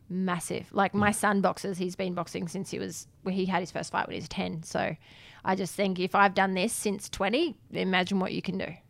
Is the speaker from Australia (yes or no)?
yes; Adelaide, South Australia, Australia; I grew up in Adelaide